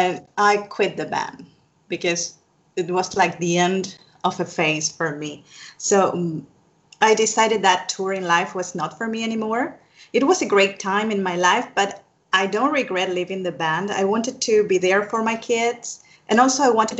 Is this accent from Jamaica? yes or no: no; Argentina; I am from Argentina here in South America